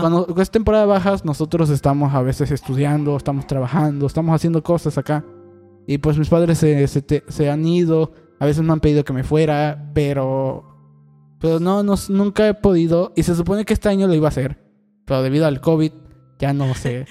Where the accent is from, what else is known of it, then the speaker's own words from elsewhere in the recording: Catemaco, Veracruz, Mexico; moved away; also born or lived in Cancún; yo crecí en Catemaco